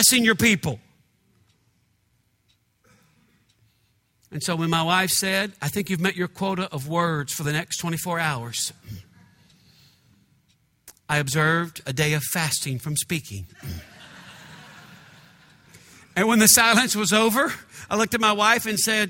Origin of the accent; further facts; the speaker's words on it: United States; I'm from America, the United States